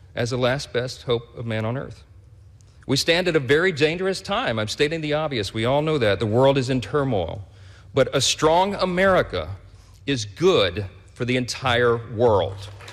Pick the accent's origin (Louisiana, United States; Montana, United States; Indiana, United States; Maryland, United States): Louisiana, United States; Shreveport; in the fire department in my hometown of Shreveport, Louisiana, a little town in northwest Louisiana.